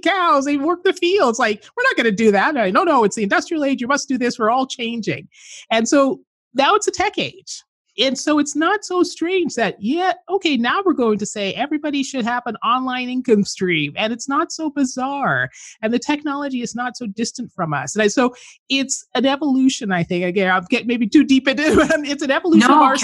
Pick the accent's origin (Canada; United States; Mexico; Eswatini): Canada; where I grew up in Canada